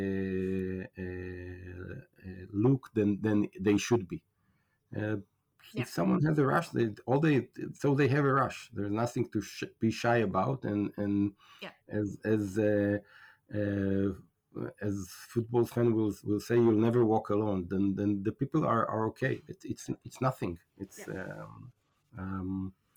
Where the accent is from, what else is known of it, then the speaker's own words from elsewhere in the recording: Israel; also born or lived in United States; I'm from Israel